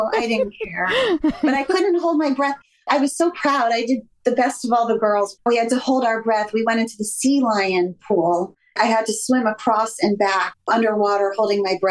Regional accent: Miami, Florida, United States; moved away; growing up in Miami, I was always in the water

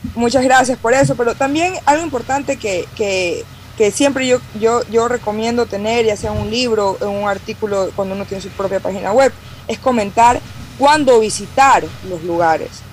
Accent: Ecuadorian coast, Ecuador; como costeño

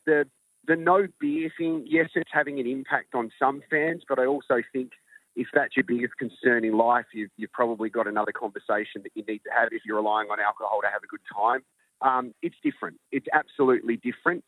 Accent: Australia; I'm Australian

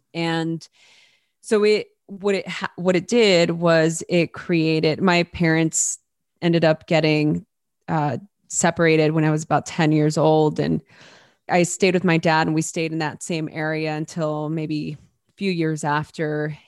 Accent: Los Angeles, California, United States; I grew up in East Los Angeles during a very chaotic time

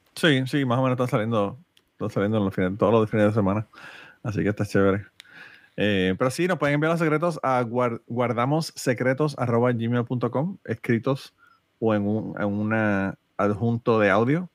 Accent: Utuado, Puerto Rico; mi pueblo de Utuado

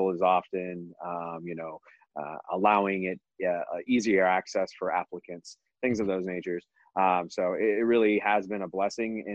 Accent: Michigan, United States; moved away; growing up in Michigan was fantastic

